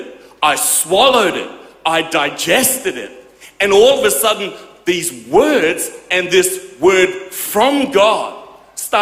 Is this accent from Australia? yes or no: yes; Perth, Western Australia, Australia; I grew up in Perth